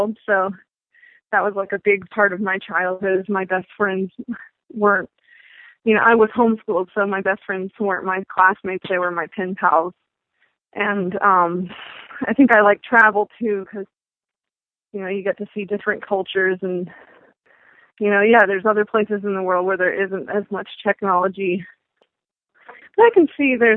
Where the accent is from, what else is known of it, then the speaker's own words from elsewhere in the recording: Asheville, North Carolina, United States; I'm from Asheville, North Carolina, and we have plenty